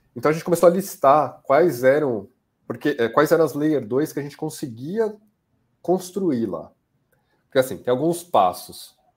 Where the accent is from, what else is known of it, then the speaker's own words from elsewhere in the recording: Brazil; sendo brasileiro